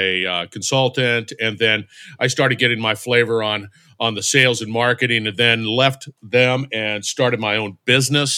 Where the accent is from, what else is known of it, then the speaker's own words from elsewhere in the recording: Barstow, California, United States; I grew up in Barstow, California, which is in the middle of the desert in Southern California, between Los Angeles and Las Vegas